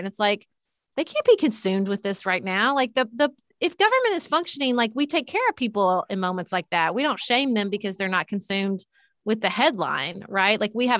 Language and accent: English; Paducah, Kentucky, United States; I ran for city commission in my hometown of Paducah, Kentucky.